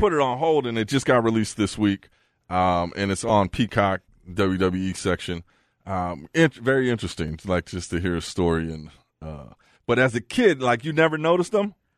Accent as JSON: {"language": "English", "area": "the Bay Area", "region": "California", "country": "United States", "also_born_or_lived": "Fargo", "moved": "yes", "lives_now": "Las Vegas, United States", "said": "I'm from the Bay."}